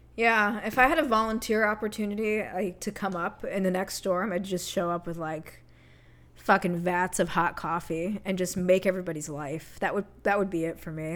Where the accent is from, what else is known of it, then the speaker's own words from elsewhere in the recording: Connecticut, United States; moved away; I grew up in Connecticut